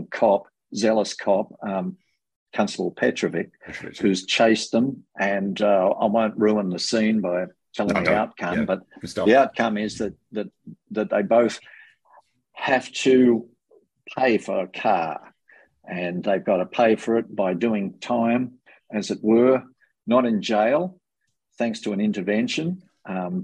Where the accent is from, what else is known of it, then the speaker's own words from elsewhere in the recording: Tamworth, New South Wales, Australia; also born or lived in Armidale; I love growing up in the New England area, I grew up in South Tamworth and in Armidale as well for a period of about 10 years